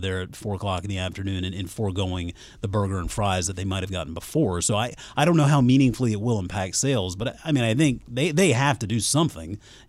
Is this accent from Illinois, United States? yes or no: no; Mount Pleasant, South Carolina, United States; I mean, I grew up in Mount Pleasant, South Carolina, just over the bridge from Charleston, right there on the water.